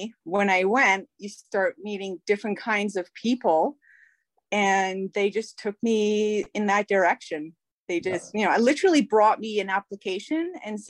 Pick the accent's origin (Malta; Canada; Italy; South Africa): South Africa; I'm South African.